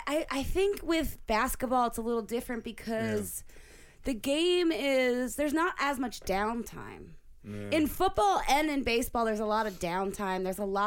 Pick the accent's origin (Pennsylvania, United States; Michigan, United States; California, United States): Pennsylvania, United States; Clifton Heights; I grew up and I grew up in Clifton Heights, which mm-hmm. is like the ghetto of Delco, is what they mm-hmm. call it.